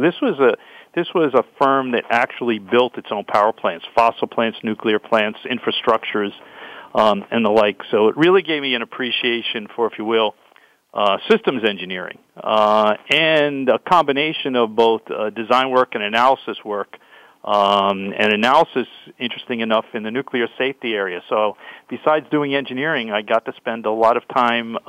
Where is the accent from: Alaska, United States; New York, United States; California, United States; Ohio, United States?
New York, United States; New York City; I grew up in New York City as a kid from Brooklyn, New York